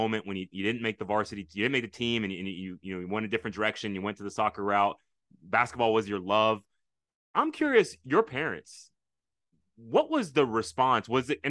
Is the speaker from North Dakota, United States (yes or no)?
no; Michigan, United States; now in Texas, United States; We're from Michigan, and so this is one of my Midwestern brothers.